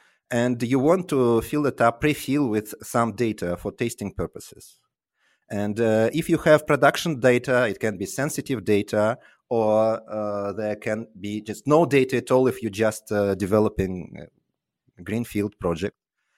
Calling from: Tallinn, Harju County, Estonia; Tallinn currently, but I hope to move to London soon.

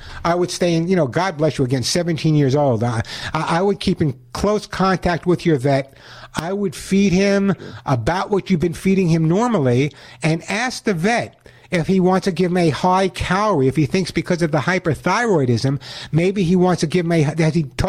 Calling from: California, United States; I'm calling from California, by the way, those people listening from around the country.

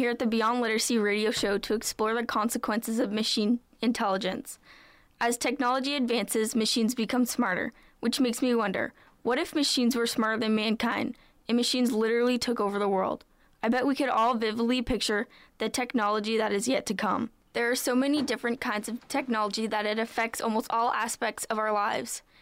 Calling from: Guelph, Ontario, Canada

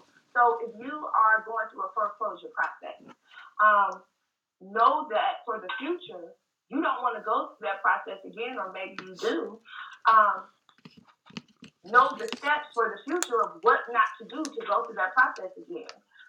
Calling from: Cincinnati, Ohio, United States; I'm calling from Cincinnati, where it's really kind of cold here today.

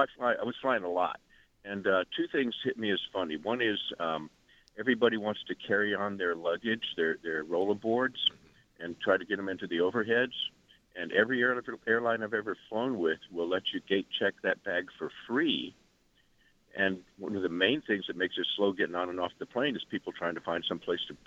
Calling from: New Jersey, United States; calling from New Jersey.

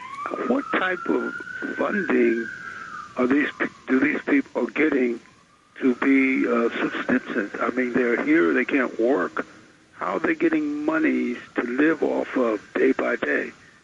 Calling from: New York City, New York, United States; I'm calling from Brooklyn.

